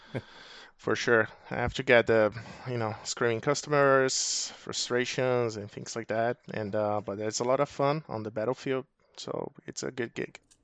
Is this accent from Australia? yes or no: no; Brazil; moved away as an adult; now in Arizona, United States; I'm originally from Brazil, so move over to the U S ab, about twelve years ago